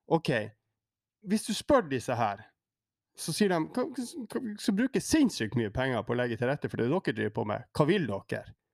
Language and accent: Norwegian; Tromsø, Troms, Norway; Hvor det er noen urbanister i de store byene i Nord-Norge jeg er tromsøværing